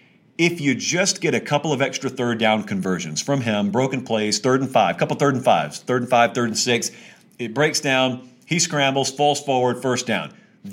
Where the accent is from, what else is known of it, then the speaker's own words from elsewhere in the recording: the South, United States; I grew up in the South